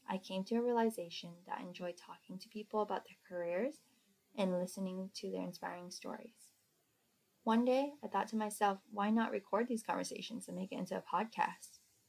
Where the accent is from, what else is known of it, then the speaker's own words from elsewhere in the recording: Seattle, Washington, United States; I grew up in Seattle, Washington, around friends that were entrepreneurs or had parents that were.